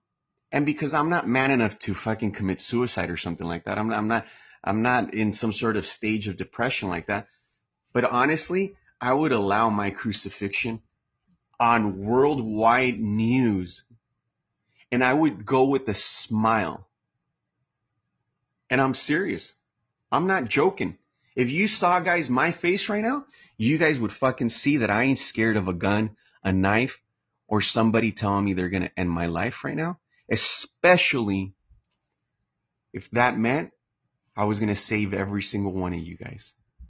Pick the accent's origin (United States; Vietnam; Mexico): Mexico; Chapala, Jalisco; My family, my background, I'm from Chapala, Jalisco. That's where my background's from. That's where my parents are retired.